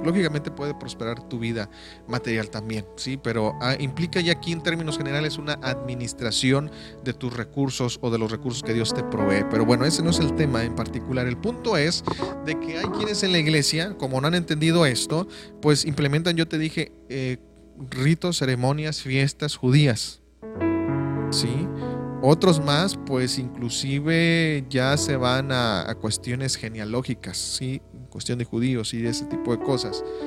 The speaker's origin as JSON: {"language": "Spanish", "country": "Mexico", "moved": "yes", "said": "yo soy de México"}